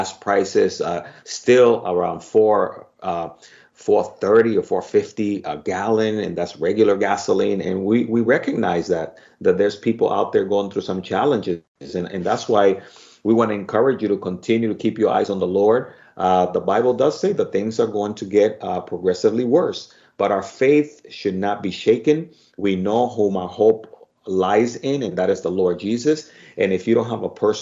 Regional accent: Dominican Republic; accent: Spanish Dominican; my Spanish Dominican accent

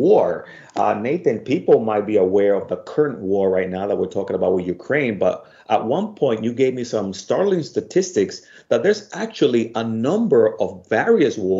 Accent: Dominican Republic; moved away; I'm from the Dominican Republic

